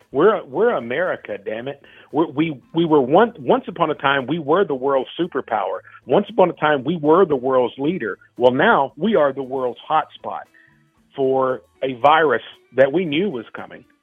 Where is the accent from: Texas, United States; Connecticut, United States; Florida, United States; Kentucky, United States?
Kentucky, United States; now in Chicago, United States; I moved from Kentucky to Chicago to go to school and pursue this career.